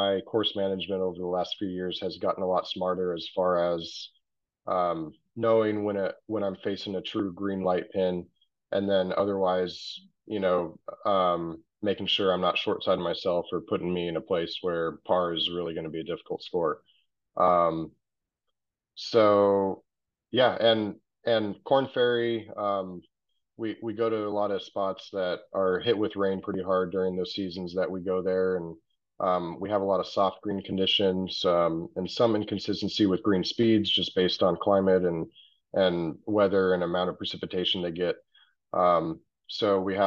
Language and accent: English; La Quinta, California, United States; I spent middle school and high school in La Quinta